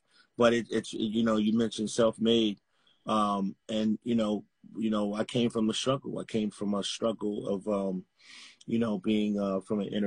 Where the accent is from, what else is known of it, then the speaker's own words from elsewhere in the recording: Atlanta, Georgia, United States; I'm from Atlanta, Georgia, man, Camelton Road